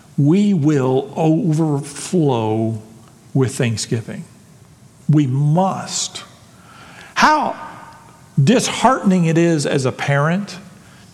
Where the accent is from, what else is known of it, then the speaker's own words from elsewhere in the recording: Texas, United States; I'm a Texan